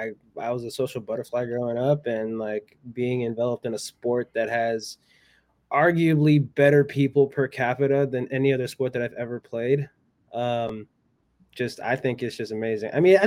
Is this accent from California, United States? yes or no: yes; California, United States; I grew up playing in the Redwood Curtain, but I learned how to play in the Redwood Curtain, and that was in Humboldt County.